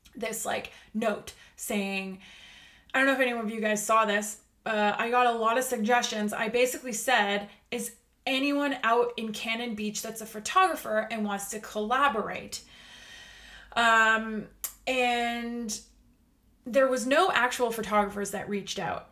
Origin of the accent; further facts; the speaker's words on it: Canada; I'm Canadian